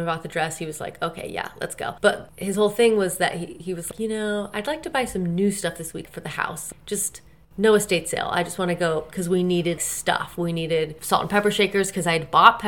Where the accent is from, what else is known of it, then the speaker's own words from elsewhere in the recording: California, United States; also born or lived in Indiana; I moved to California from Indiana when I was 8